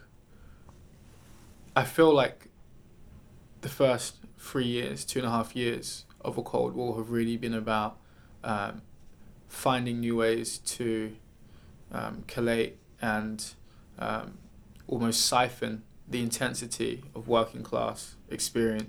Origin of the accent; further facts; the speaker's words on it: Wellingborough, East Midlands, United Kingdom; moved away as an adult; also born or lived in Brixton, London / Leicester; now in London, United Kingdom; I grew up in Northamptonshire